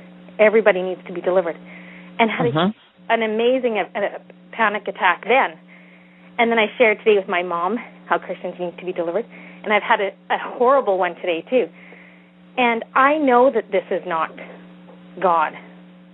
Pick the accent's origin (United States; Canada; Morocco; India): Canada; Northern Alberta; I'm from Northern Alberta